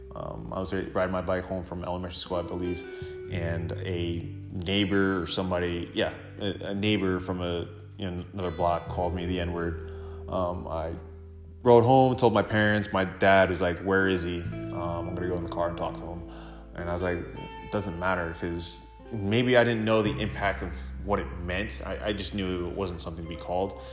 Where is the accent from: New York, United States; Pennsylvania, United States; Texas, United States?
New York, United States; Sable; also born or lived in Central Islip, New York; I first moved to Sable, New York, when I was in second grade.